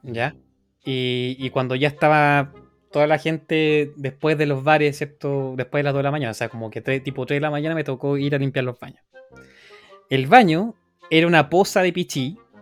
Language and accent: Spanish; Chile; moved away; yo viví en Chile, o sea, sigo siendo chileno